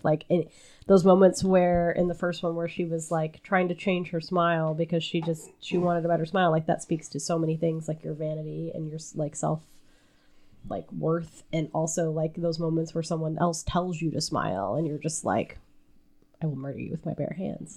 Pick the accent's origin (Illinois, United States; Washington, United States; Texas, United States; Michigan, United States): Illinois, United States; Southern; down by my hometown is a slightly larger town.